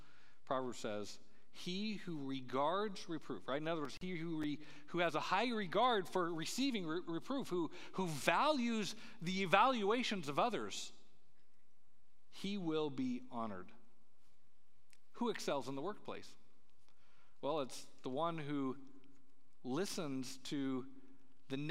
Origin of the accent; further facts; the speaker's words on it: Colorado, United States; Where I grew up in Colorado, there's, these mountain passes